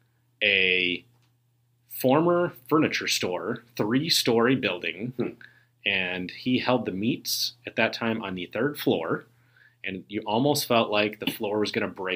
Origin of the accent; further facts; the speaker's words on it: Aurora, Illinois, United States; I live in Aurora, which is where I grew up.